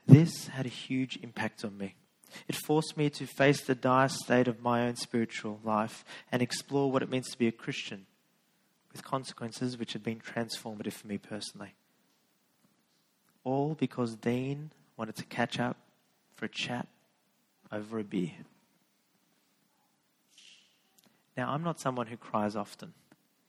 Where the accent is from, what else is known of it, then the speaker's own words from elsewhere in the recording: Sydney, New South Wales, Australia; I grew up in Western Sydney